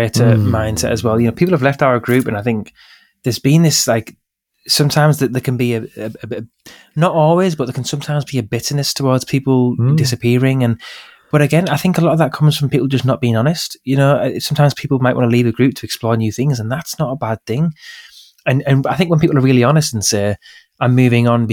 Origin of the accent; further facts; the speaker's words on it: Middlesbrough, North East England, United Kingdom; Captain Cook was from my hometown